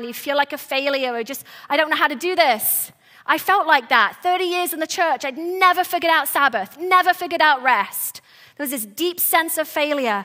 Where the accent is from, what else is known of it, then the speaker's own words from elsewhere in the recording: England, United Kingdom; moved away; I was born and raised in England